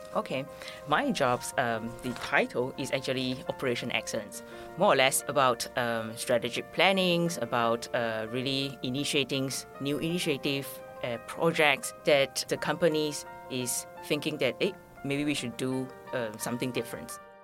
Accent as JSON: {"language": "English", "country": "Malaysia", "moved": "yes", "lives_now": "Taiwan", "said": "I'm a Malaysian"}